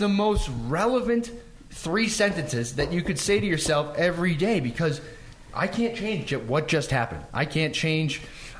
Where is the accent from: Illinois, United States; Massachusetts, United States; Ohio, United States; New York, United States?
Massachusetts, United States; Boston; growing up in Boston, growing up in the East Coast, it's almost a trained methodology.